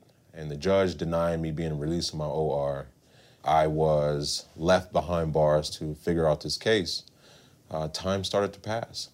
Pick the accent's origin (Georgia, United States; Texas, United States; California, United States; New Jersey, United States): California, United States; Long Beach; I am a Southern California native, born and raised in Long Beach, California